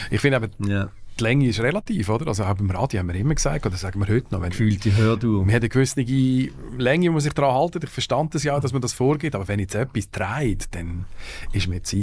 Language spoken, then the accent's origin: German; Lucerne, Switzerland; Und ich bin dort irgendwie als Luzerner äh, schon ein bisschen fehl am Platz gewesen, wenn ich jetzt ganz ehrlich sein will.